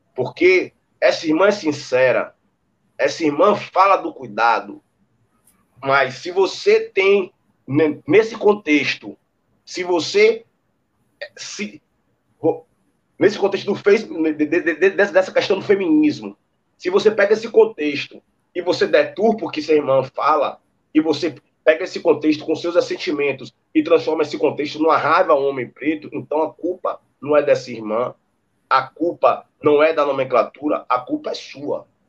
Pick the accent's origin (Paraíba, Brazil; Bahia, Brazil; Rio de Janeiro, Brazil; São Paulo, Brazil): Bahia, Brazil; Salvador; also born or lived in Santa Cruz, Salvador; E com um ano eu vim para cá onde eu moro, em Brotas